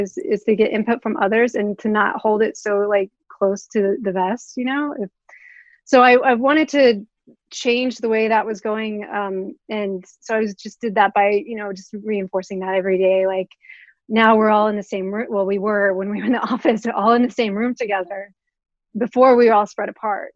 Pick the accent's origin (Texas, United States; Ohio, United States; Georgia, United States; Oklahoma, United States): Oklahoma, United States; Oklahoma City; moved away as an adult; I am originally from Oklahoma City.